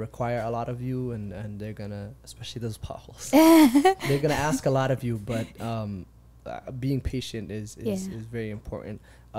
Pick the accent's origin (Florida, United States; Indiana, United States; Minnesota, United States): Minnesota, United States; Minneapolis; I grew up in the city. I grew up in Minneapolis, Cedar Riverside.